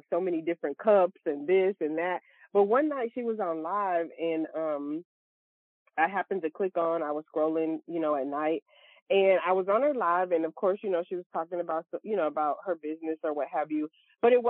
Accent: Louisiana, United States; now in Texas, United States; I'm also from Louisiana and I reside in Texas now

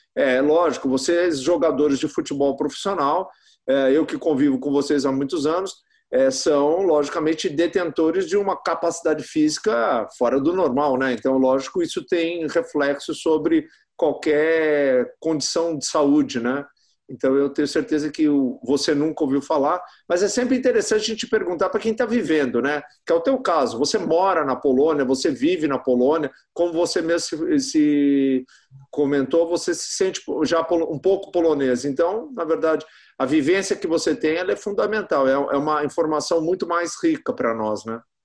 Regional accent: Brazil; do nosso país tropical

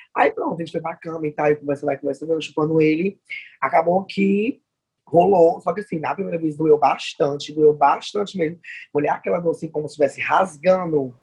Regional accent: Fortaleza, Ceará, Brazil; sou daqui de Fortaleza

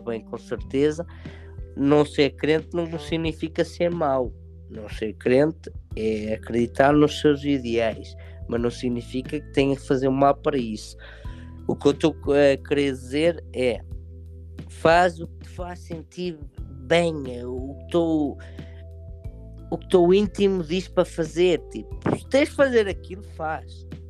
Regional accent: Portugal; moved away; eu estou prestes a viajar para o meu país de origem, prestes a viajar para o meu Portugal

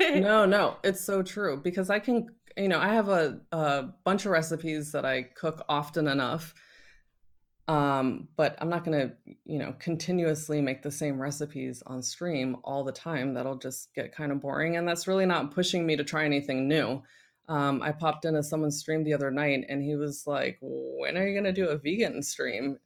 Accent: Northern Virginia, United States; moved away; also born or lived in Paris; I'm originally from Northern Virginia

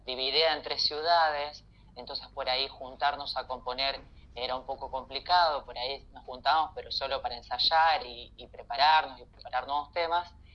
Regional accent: Santa Fe, Argentina; yo soy de Santa Fe

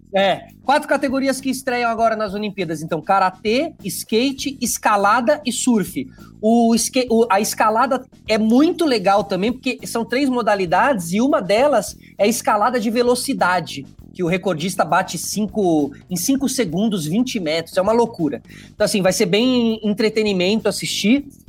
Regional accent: Brazil; nós somos competitivos na ginástica

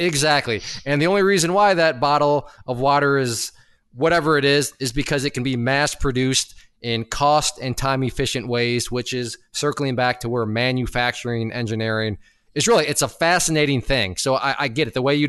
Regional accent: Ohio, United States; I am from Ohio.

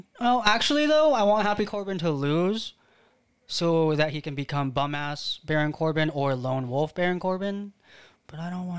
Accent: Philippines; I'm Filipino, not Chinese. Everyone in school would always tell me to do their math.

